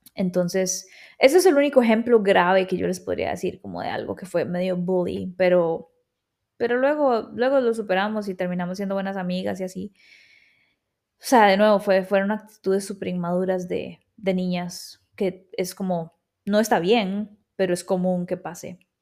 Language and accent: Spanish; Escazú, San José, Costa Rica; accent: tico; also born or lived in Buenos Aires, Argentina; Yo em, crecí en Escazú, em, en San Rafael de Escazú o centro de Escazú